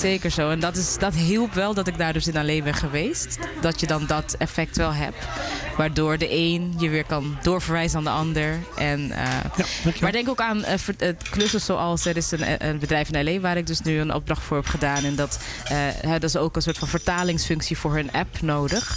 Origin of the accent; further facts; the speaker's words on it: Amsterdam, North Holland, Netherlands; now in Curaçao; Ik ben wel geboren in Amsterdam, maar ouders komen uit Suriname.